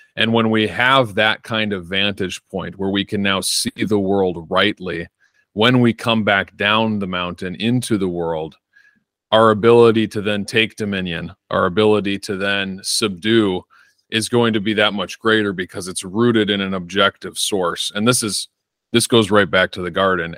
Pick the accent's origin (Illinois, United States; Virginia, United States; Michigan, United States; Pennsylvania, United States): Illinois, United States; Northern; moved away as an adult; now in Arizona, United States; I was born and raised in Northern Illinois and lived there for about 24 years of my life. Moved to Arizona about a year ago